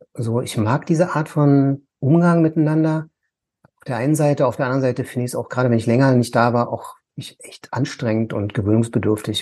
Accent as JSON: {"language": "German", "region": "Berlin", "country": "Germany", "tie": "born or raised there", "said": "ich komme jetzt aus Ost-Berlin"}